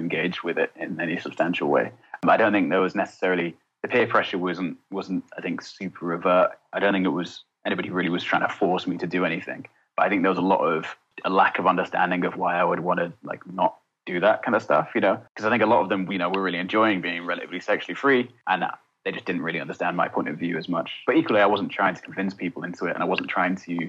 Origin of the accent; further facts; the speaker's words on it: Essex, East of England, United Kingdom; I grew up in Essex.